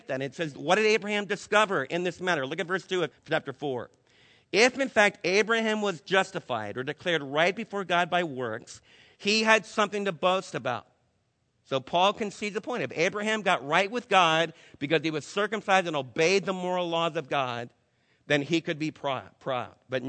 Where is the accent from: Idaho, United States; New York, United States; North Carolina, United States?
New York, United States; moved away; I was raised back in New York with a lot of Jews